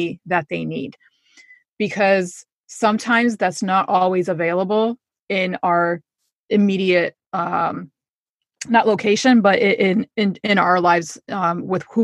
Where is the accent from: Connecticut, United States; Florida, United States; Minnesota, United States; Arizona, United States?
Connecticut, United States; also born or lived in New York; I grew up in Connecticut, so I'm just kind of in the two areas